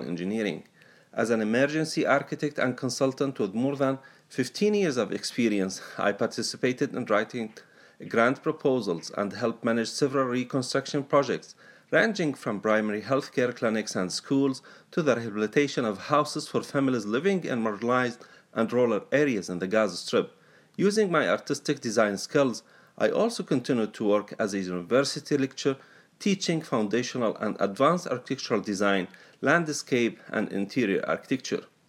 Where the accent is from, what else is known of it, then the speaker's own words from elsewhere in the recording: Benghazi, Libya; moved away as an adult; also born or lived in India / Palestine; I was born and brought up in Benghazi, Libya, where I spent the first 18 years of my life.